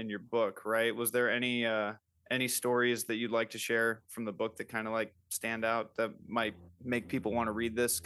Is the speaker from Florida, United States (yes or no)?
yes; Florida, United States; also born or lived in California; now in Knoxville, United States; I grew up in Florida and there's a large Hispanic community in Florida